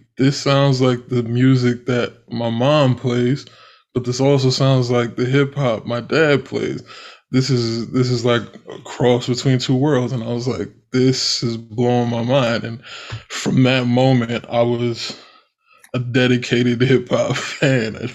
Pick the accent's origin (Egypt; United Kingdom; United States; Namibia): United States; Wharton, New Jersey; also born or lived in Morristown, New Jersey / Union, New Jersey / Denville, New Jersey; I grew up in Wharton, went to schools in Wharton and stuff until I was junior high. And then I went to high school in Denville. So pretty much I've been all around North Jersey, Morris County, pretty much my entire life.